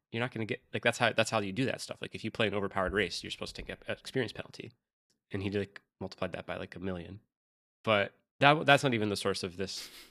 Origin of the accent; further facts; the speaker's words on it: upstate New York, United States; moved away; they all live in upstate New York in my hometown